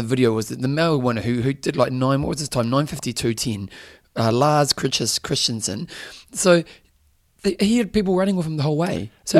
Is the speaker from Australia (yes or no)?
no; New Zealand; and I'm a Kiwi.